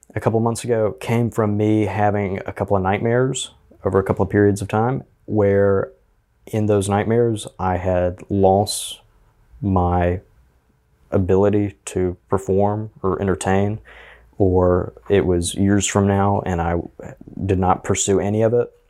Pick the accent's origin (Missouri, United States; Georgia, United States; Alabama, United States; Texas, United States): Alabama, United States; Auburn; also born or lived in Opelika, Alabama; I was in Auburn City Schools most of my life